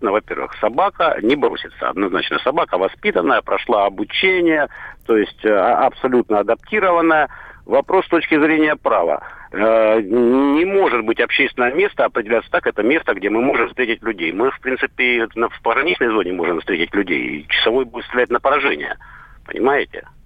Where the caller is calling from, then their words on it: Rostov-on-Don, Rostov Oblast, Russia; Алло, добрый день, Ростов-на-Дону.